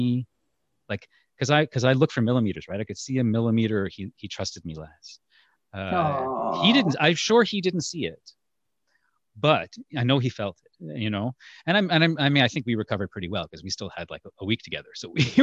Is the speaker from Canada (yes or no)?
no; India; I'm from India.